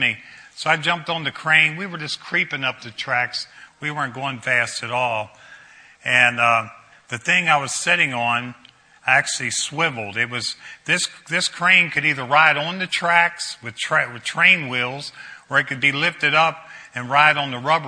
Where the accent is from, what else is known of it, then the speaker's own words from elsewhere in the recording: Brunswick, United States; I grew up in Brunswick, played high school football